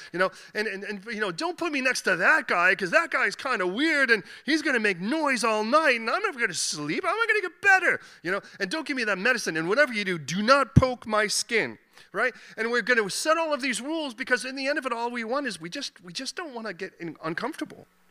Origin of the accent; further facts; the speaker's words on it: Chicago, Illinois, United States; now in London, United Kingdom; I was born in Chicago